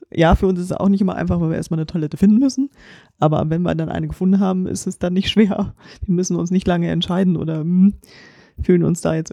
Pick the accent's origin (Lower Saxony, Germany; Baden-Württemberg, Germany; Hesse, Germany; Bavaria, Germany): Lower Saxony, Germany; Lüneburg; wir sind ja aus Lüneburg, Landkreis zumindest und Stadt